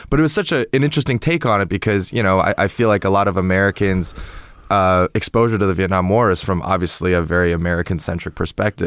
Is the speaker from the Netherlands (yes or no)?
no; Toronto, Ontario, Canada; moved away as an adult; also born or lived in China; now in United States; I'm from, uh, Toronto in Canada